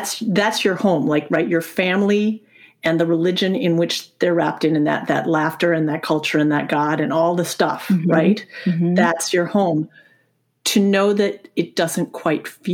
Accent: United States; moved away; also born or lived in Germany; that's the country I am from

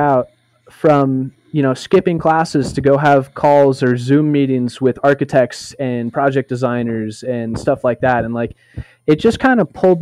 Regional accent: Boulder, Colorado, United States; I am from Boulder, Colorado, in the United States

